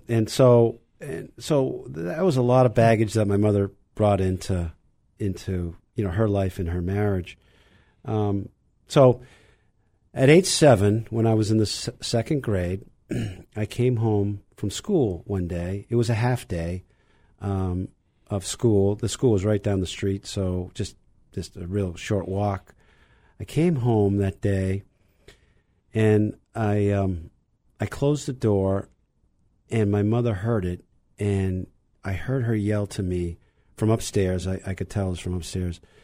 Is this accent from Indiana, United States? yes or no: no; Burlington, Vermont, United States; now in Wellesley, United States; I grew up in, in Burlington, Vermont